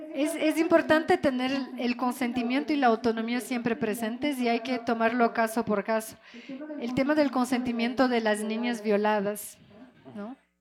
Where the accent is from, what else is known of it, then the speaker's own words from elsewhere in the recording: Rio de Janeiro, Brazil; also born or lived in France; now in Ecuador; yo crecí en Río de Janeiro